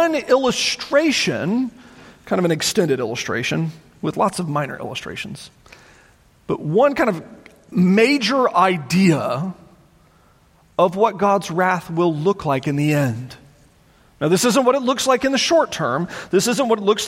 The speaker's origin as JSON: {"language": "English", "country": "United States", "said": "as an American citizen"}